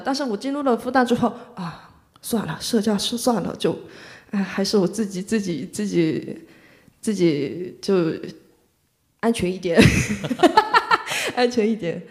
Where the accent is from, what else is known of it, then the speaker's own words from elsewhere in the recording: Mokpo, South Jeolla, South Korea; Chinese is a second language; moved away as an adult; now in Shanghai, China; 我是来自全罗南道的一个一个人，全罗南道的木浦市，呃，属于中国的三四四线城市吧，就是很，对，三四线城市